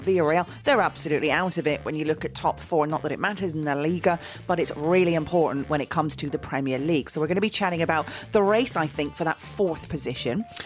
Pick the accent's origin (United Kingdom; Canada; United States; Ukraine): United Kingdom; Middlesbrough, North East England; Middlesbrough, my hometown team